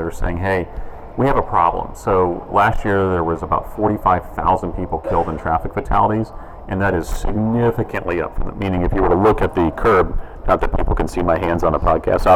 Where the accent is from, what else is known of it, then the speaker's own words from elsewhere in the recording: Georgia, United States; Georgia, my home state, is a pretty conservative, traditionally called a red state